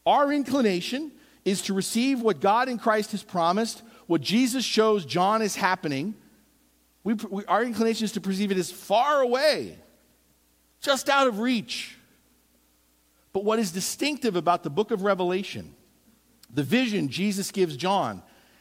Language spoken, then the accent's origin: English; East Coast, United States; moved away; growing up on the East Coast